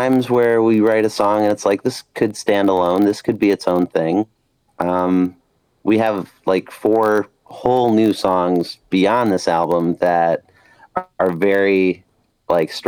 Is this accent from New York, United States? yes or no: yes; Rochester, New York, United States; now in Buffalo, United States; I'm from Rochester, New York. We sound like very, very sharp with what we say